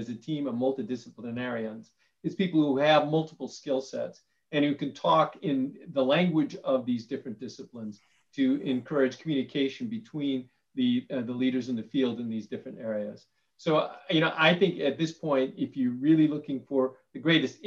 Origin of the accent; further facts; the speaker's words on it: Ireland; I'm Irish.